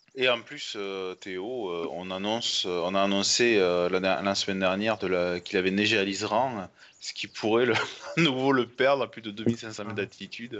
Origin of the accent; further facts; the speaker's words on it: France; en tant que Français